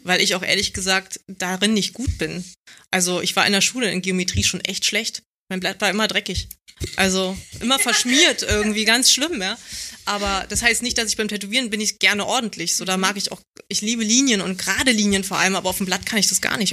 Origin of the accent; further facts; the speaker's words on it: Berlin, Germany; ich komme aus Marzahn und ähm, ich war halt ein Kind